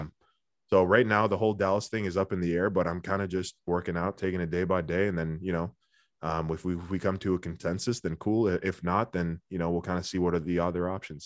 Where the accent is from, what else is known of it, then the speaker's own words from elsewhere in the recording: Ottawa, Ontario, Canada; also born or lived in Orleans, Ottawa; down the same street of where I grew up